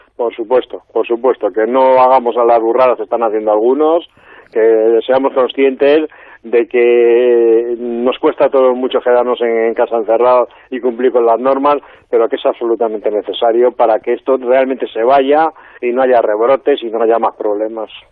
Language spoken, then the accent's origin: Spanish; Madrid, Community of Madrid, Spain; accent: Madrid; los madrileños no lo notamos